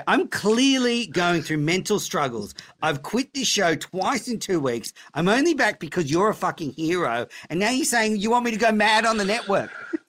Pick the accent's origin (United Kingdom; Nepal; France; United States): United Kingdom; Bristol, South West England; from Bristol.